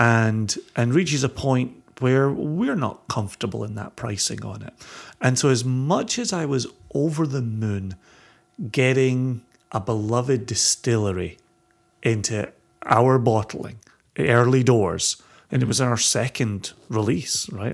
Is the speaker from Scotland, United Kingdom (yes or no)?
yes; Ayrshire, Scotland, United Kingdom; growing up in Ayrshire